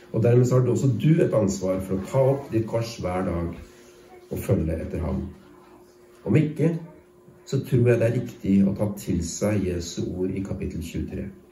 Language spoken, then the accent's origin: Norwegian; Norway; jeg som nordmann